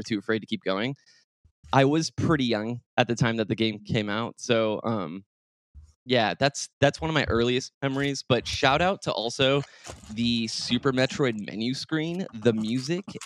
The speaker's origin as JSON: {"language": "English", "region": "California", "country": "United States", "tie": "born or raised there", "said": "I grew up in California, and my really good friend lived across the street"}